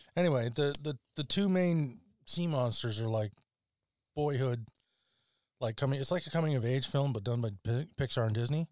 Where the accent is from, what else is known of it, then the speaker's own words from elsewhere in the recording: Alberta, Canada; I come from Alberta